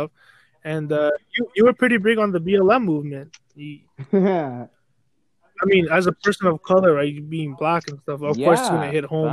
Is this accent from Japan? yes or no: no; Canada; being Canadian